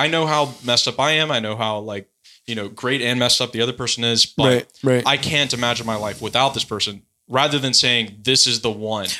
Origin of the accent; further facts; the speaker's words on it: Memphis, Tennessee, United States; Well, we're originally from Memphis